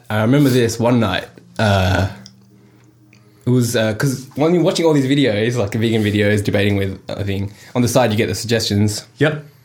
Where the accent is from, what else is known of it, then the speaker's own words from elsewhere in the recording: India; I'm Indian and my family's Hindu